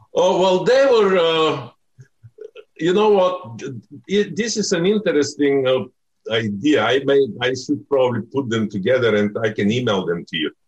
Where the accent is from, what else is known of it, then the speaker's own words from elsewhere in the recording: Bulgaria; moved away; I'm from Bulgaria